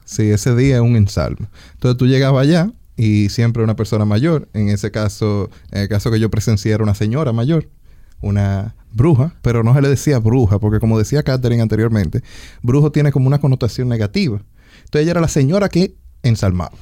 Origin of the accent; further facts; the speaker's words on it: Santiago Rodríguez, Dominican Republic; yo soy de Santiago Rodríguez